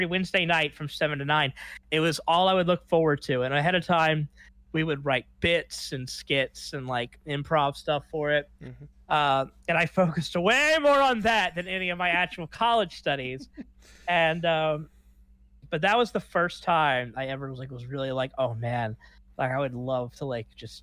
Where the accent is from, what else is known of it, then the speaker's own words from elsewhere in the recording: Baton Rouge, Louisiana, United States; moved away as an adult; now in Los Angeles, United States; my hometown of Baton Rouge, Louisiana